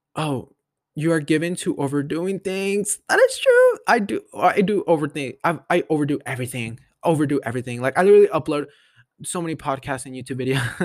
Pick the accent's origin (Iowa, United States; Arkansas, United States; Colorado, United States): Colorado, United States; Denver; I was born in Denver. Born and raised.